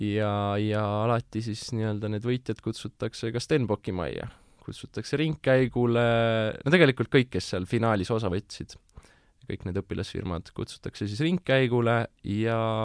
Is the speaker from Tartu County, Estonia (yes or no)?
yes; Tartu, Tartu County, Estonia; mina olen põline tartlane